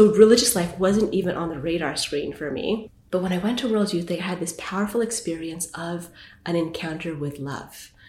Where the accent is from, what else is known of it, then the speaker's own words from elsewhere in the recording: Vancouver, British Columbia, Canada; moved away as an adult; also born or lived in Winnipeg / New York; now in Toronto, Canada; Born and raised in Canada, born in Winnipeg, grew up in Vancouver